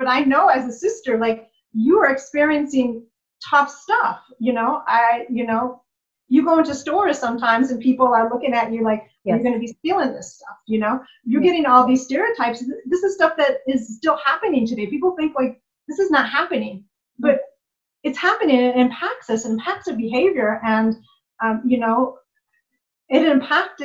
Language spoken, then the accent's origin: English; United States; I'm from the United States